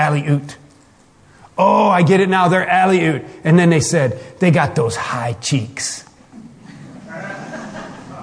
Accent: Michigan, United States; I'm from Michigan

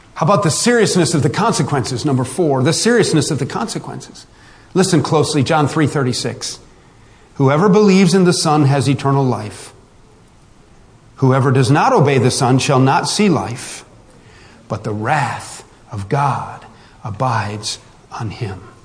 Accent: West Virginia, United States; We're all from West Virginia. We're family

